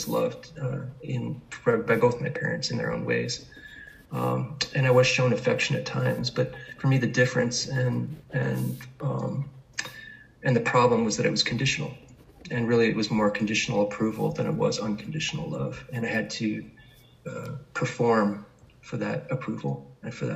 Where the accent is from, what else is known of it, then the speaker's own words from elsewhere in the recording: New York City, New York, United States; I was born in New York City in Manhattan